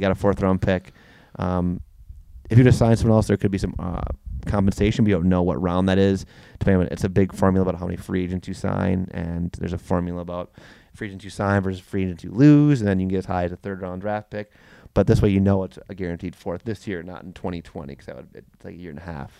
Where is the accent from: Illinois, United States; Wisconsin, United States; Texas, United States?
Wisconsin, United States; we grew up in Wisconsin.